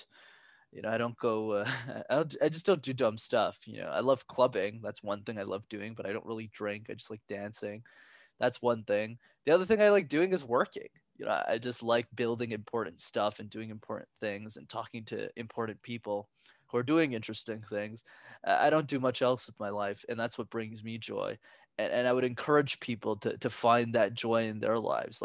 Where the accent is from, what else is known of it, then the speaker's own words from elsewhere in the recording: Montreal, Quebec, Canada; I'm born and raised in Montreal, Canada, but my parents are from Sri Lanka